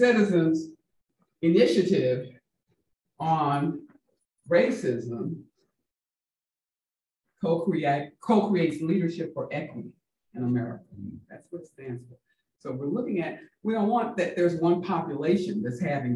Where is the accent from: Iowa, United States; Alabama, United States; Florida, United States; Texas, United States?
Texas, United States; Houston; also born or lived in Mississippi; now in Washington State, United States; I was born in Mississippi and I grew up in Houston, Texas in 1949 and 50, 51